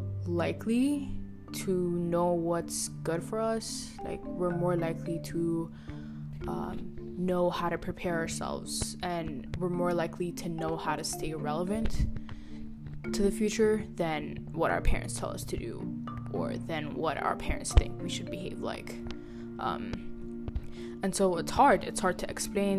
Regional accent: Ethiopia; moved away; I grew up in Ethiopia. We all grew up in Ethiopia

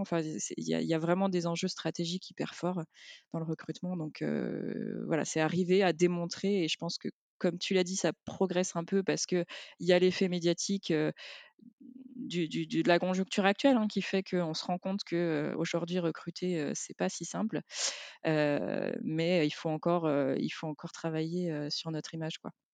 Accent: Lyon, Auvergne-Rhône-Alpes, France; en tant que lyonnaise

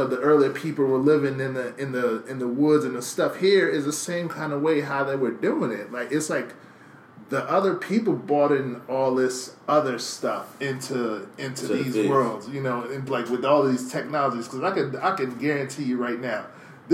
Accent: Liberia; moved away; I'm from Liberia, like my grandmother, they're still living in the bushes back there

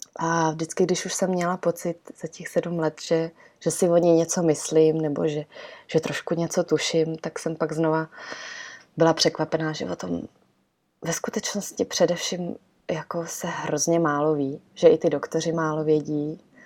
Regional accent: Czechia; also born or lived in Italy; my jsme, eh, původem, nebo prostě celá rodina jsme z Itálie, ale vyrostli jsme tady v Čechách

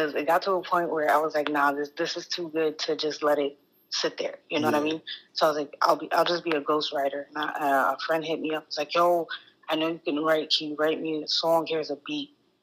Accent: New York City, New York, United States; accent: New York; also born or lived in Staten Island, New York / Massachusetts; I'm from Brooklyn, New York originally. Live on Staten Island.

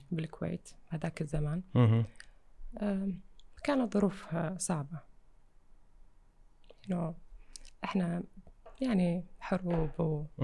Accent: Iraq; accent: Iraqi; moved away; عشت خارج العراق بس آه، اكيد احب احكي عراقي

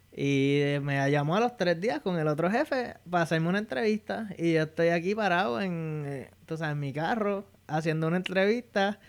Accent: Bayamón, Puerto Rico; moved away as an adult; now in Fairfax, United States; Yo soy original de Bayamón, Puerto Rico y actualmente vivo en Fairfax, Virginia.

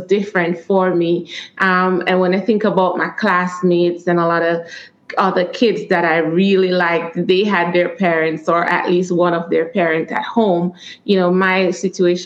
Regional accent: Warsaw, Trelawny, Jamaica; moved away; I grew up in Warsaw, Trelawney.

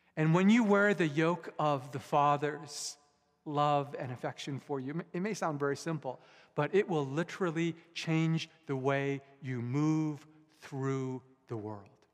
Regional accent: Vancouver, British Columbia, Canada; also born or lived in Japan; I was born in Japan, but I was mostly raised here in Canada, in, in Metro Vancouver

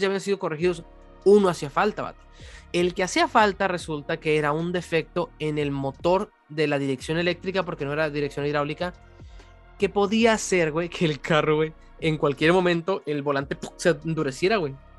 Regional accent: Mexico; soy de México

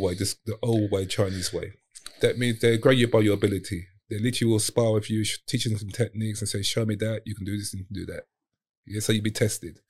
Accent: London, United Kingdom; also born or lived in Hong Kong; I'm from Southeast

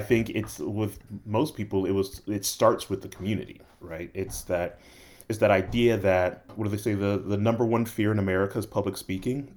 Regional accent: Los Angeles, California, United States; moved away; also born or lived in Tulsa, Oklahoma / Atlanta; I was born and raised in Los Angeles, then moved to Tulsa for two years and then came to Atlanta

